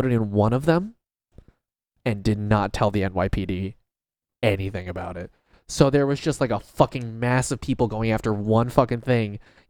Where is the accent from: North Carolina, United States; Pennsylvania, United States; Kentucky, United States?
Pennsylvania, United States; Philadelphia; I'm not even from here, dude. I'm actually from Philly. I drove 4 hours to come here for this card, dog.